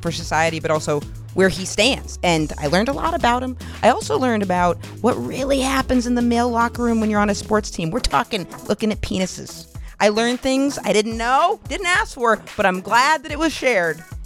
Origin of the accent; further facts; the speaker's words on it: Maine, United States; Maine, my home state